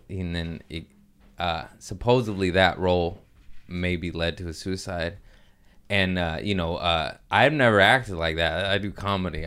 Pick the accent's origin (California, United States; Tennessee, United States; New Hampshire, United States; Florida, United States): California, United States; Torrance; also born or lived in Harbor City / Lomita / Culver City / Inglewood; I was, uh, born in Harbor City, uh, raised in Torrance, Lameda